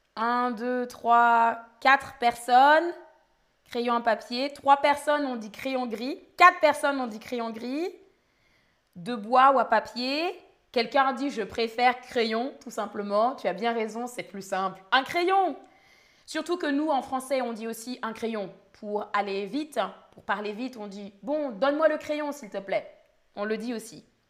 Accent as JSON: {"language": "French", "region": "Île-de-France", "country": "France", "said": "Je viens d'Île-de-France, d'où je viens."}